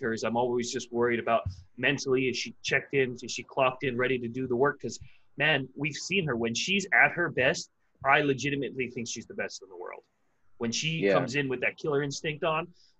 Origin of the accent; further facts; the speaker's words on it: Hawaii, United States; I'm from here.